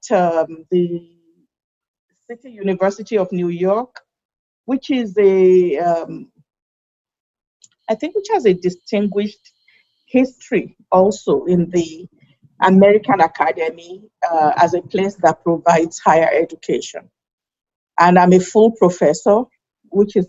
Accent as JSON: {"language": "English", "country": "Nigeria", "moved": "yes", "lives_now": "United States", "said": "I think of myself as a Nigerian in America"}